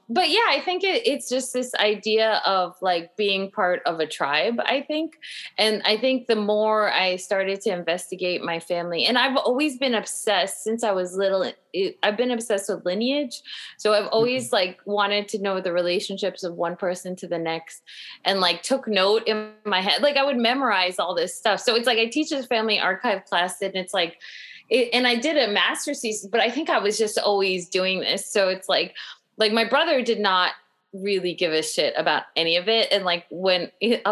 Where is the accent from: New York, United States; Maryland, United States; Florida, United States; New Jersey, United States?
New York, United States; Long Island; me growing up on Long Island